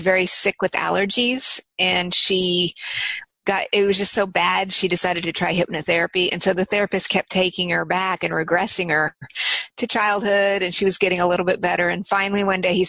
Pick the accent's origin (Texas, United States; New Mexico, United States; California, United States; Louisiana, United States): New Mexico, United States; Albuquerque; from Albuquerque